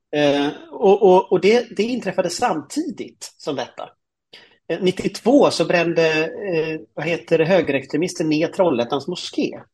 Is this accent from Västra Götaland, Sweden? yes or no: yes; Gothenburg, Västra Götaland, Sweden; Jag är ju från Göteborg då, eh, mm. uppväxt i, i, i Högsbo höjd som är ett sånt flerfamiljsområde